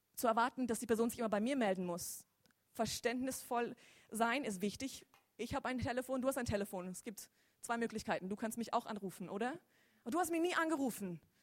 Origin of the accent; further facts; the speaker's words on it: Lörrach, Baden-Württemberg, Germany; Ich bin gebürtig auch aus Lörrach